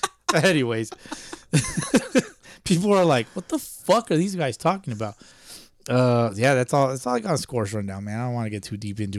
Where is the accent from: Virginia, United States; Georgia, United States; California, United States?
California, United States; Los Angeles; also born or lived in Rialto, California; I was born in Pacoima.